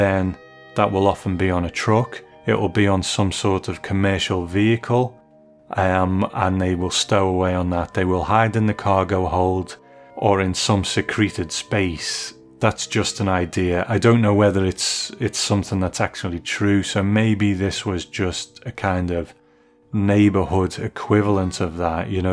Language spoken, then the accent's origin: English; United Kingdom; as a Brit